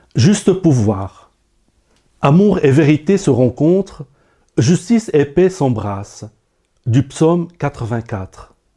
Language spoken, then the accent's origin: French; Lebanon; moved away; au Liban, mon pays natal.